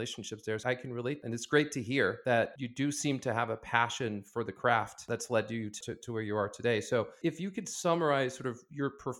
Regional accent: Paris, Île-de-France, France; moved away; I went to high school around Paris and France

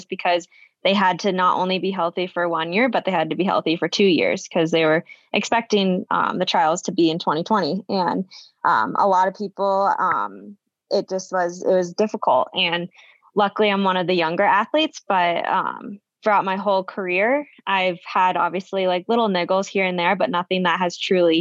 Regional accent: Iowa, United States; growing up in Iowa and growing up with two parents that love running

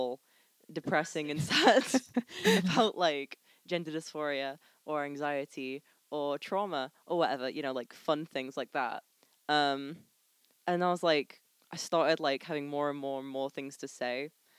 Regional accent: Blackpool, North West England, United Kingdom; I'm 17, I'm from Blackpool

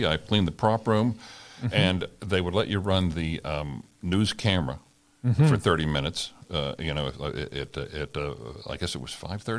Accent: Oklahoma, United States; moved away; also born or lived in Texas; we grew up in Oklahoma and I was born in Texas

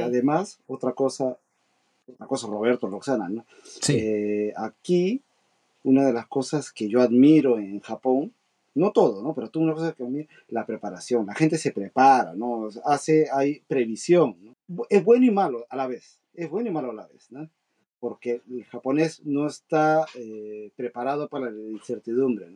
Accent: Peru; now in Japan; nosotros, peruanos, emigrantes que vivimos muchísimos años en el extranjero

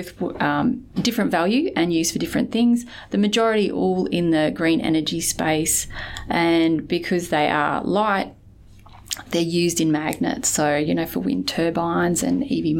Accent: Weipa, Queensland, Australia; now in Perth, Australia; I grew up in Weipa, well, you know, far north Queensland, on the west side of the Cape.

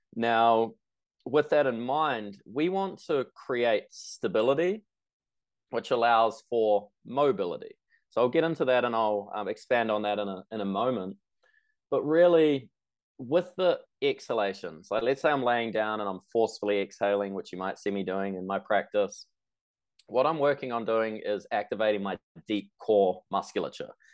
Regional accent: New Zealand; I'm from New Zealand.

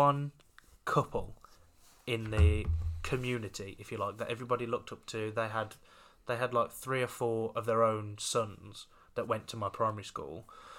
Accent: Brownhills, West Midlands, United Kingdom; also born or lived in Rushall; we moved from Brown Hills into Rushall.

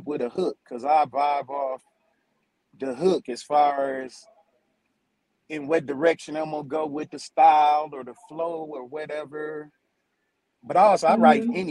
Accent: Flint, Michigan, United States; I'm from Flint, Michigan.

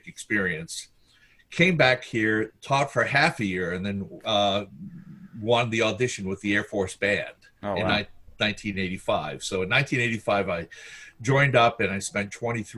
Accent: Baltimore, Maryland, United States; also born or lived in Finland; I was born in Finland and we came over here with the family in the 1950s, moved to Northeast Baltimore, went through a public school system in Baltimore City

